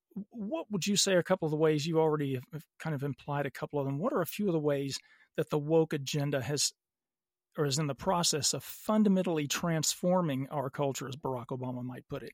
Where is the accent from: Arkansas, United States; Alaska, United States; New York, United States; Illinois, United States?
Arkansas, United States; Little Rock; moved away as an adult; also born or lived in California; now in Los Angeles, United States; I grew up in Little Rock, Arkansas